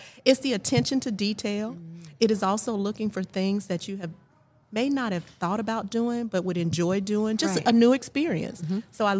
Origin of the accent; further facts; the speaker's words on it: Dublin, Georgia, United States; moved away as an adult; also born or lived in Savannah, Georgia / Atlanta, Georgia; grew up in the Dublin area and then went off to school at Savannah State.